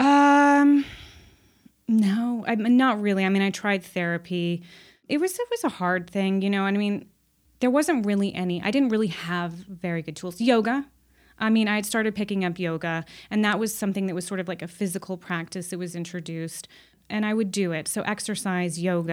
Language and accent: English; Los Angeles, California, United States; I grew up in Los Angeles